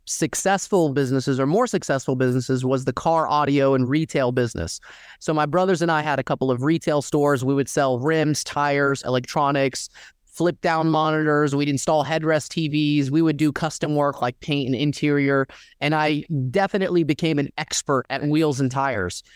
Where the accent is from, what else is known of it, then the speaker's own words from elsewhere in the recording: Dalton, Georgia, United States; I grew up in Dalton, Georgia, predominantly Mexican town